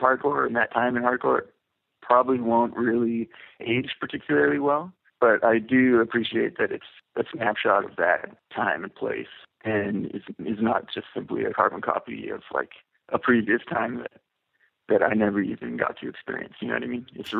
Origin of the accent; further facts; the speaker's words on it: Vancouver, British Columbia, Canada; I was born and raised in Vancouver, which is kind of unique, actually.